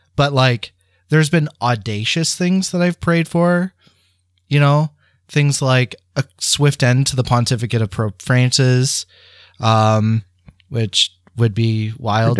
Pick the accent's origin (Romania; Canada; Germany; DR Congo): Canada; St. Thomas, Ontario; in St. Thomas at Holy Angels, where I received all of my sacraments